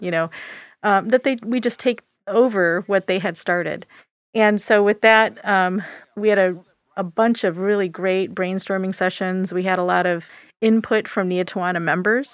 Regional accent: Michigan, United States; I grew up in Michigan

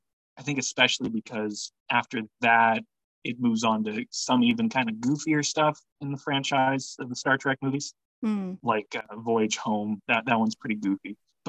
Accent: Lincoln, Nebraska, United States; I grew up in Lincoln, so it was also the first and so far only time I rode on a city bus and went to see a movie.

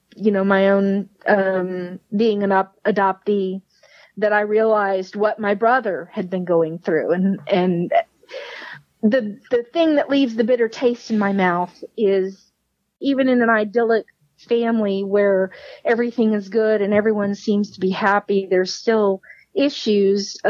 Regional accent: Richmond, Texas, United States; also born or lived in Houston; So they found a community in the West, Richmond. And we settled there, and I started grade school, and we were there all the way through high school.

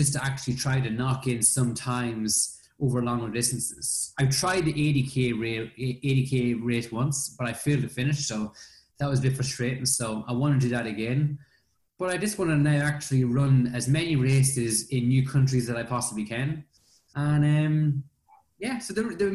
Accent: Ireland; me being Irish

